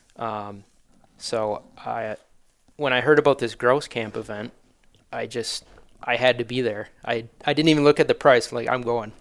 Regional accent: Manitowoc, Wisconsin, United States; I'm born and raised in Manitowoc

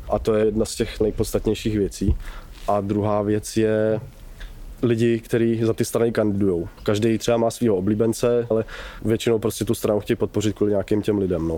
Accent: Horní Slavkov, Karlovy Vary Region, Czechia; also born or lived in Kraslice; now in Kynšperk nad Ohří, Czechia; Pocházím z Horního Slavkova, odkud jsem se pak přestěhoval do Krasly

